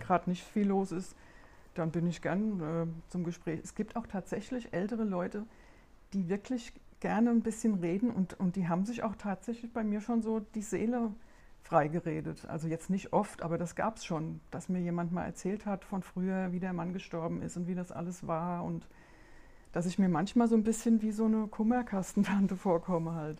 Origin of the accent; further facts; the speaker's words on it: Rheingau, near Wiesbaden, Hesse, Germany; accent: Hessian; moved away as an adult; ich bin ja tatsächlich überhaupt nicht von hier. Ich bin aus Hessen